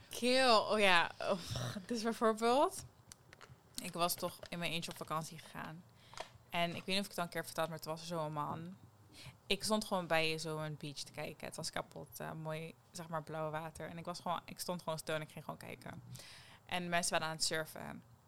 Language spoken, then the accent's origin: Dutch; Netherlands; Jij weet dat ik uit Nederland kom